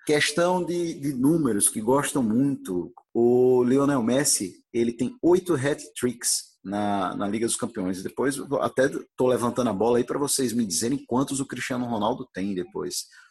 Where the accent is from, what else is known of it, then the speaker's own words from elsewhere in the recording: Brazil; que sou brasileiro